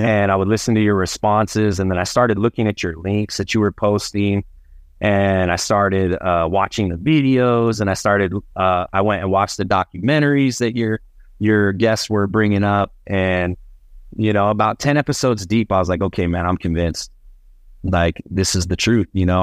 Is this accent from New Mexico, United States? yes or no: yes; Albuquerque, New Mexico, United States; also born or lived in Phoenix, Arizona; I was born here in Albuquerque, but my family, uh, hails from the northern part of the state, a place called Las Vegas, New Mexico